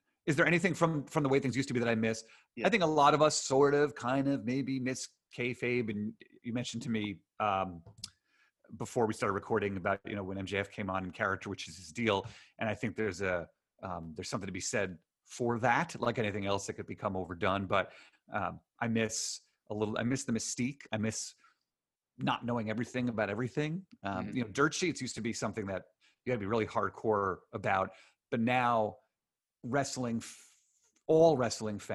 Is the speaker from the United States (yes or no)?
yes; Queens and then Long Island, New York, United States; I grew up first in Queens and then Long Island